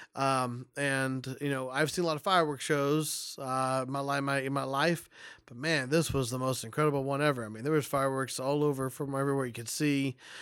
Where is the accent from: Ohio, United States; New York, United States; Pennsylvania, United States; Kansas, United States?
Kansas, United States; I'm from Kansas